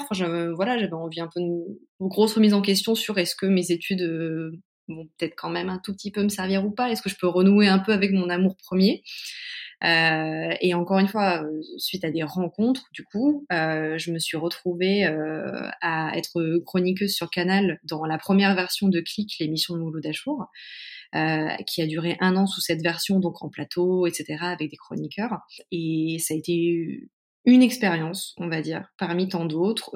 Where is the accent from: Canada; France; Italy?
France; Caen, Normandy; moved away as an adult; also born or lived in Paris; now in Mayenne, France; je suis née en Normandie, à Caen. Euh, j'ai fait mes études jusqu'en deuxième année de fac euh, là-bas